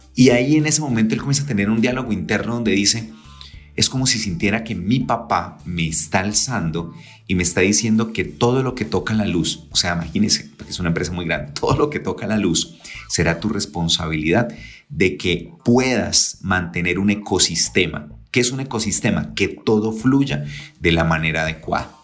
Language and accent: Spanish; San Gil, Santander, Colombia; moved away; estaba en mi tierra querida San Gil